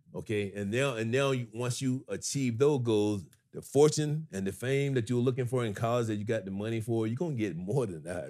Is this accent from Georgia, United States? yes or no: yes; Griffin, Georgia, United States; I'm only forty miles, um, from Atlanta to Griffin, Georgia. My hometown is forty miles south